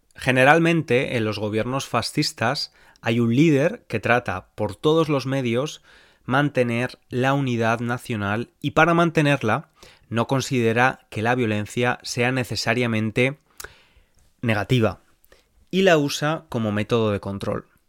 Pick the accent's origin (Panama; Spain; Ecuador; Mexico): Spain; moved away as an adult; now in England, United Kingdom; soy de España, pero vivo en Inglaterra desde hace años